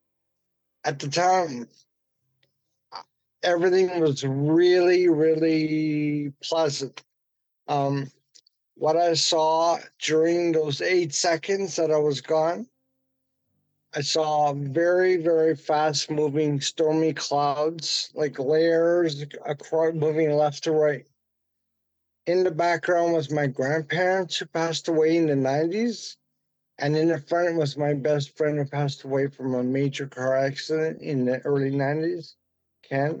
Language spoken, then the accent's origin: English; Vancouver, British Columbia, Canada; I'm from Vancouver, British Columbia, on the west coast of Canada